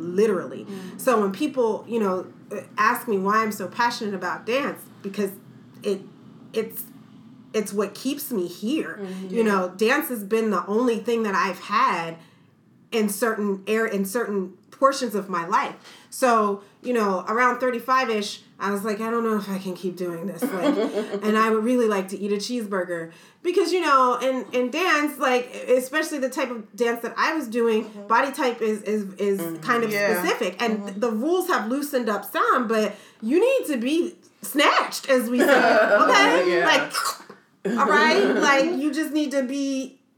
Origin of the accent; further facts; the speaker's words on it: Chester, Pennsylvania, United States; moved away as an adult; also born or lived in New York; I'm from the Philadelphia area originally, from Chester, Pennsylvania